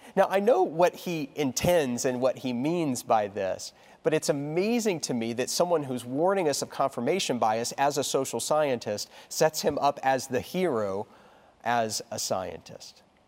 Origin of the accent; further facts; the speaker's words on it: Texas, United States; moved away; I only remember one snowfall really significantly as a child growing up in Texas.